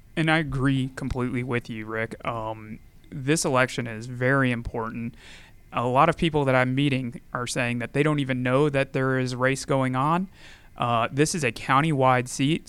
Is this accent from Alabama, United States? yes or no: no; Gainesville, Georgia, United States; also born or lived in Tennessee; I grew up in Gainesville, Georgia, just down the road